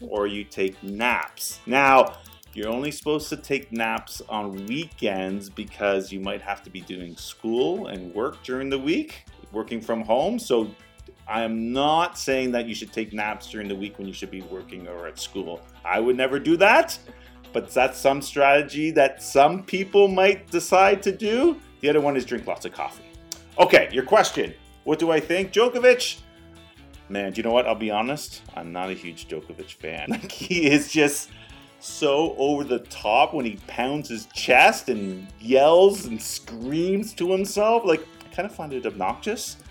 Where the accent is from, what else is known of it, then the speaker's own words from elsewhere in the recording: Canada; as a Canadian tennis fan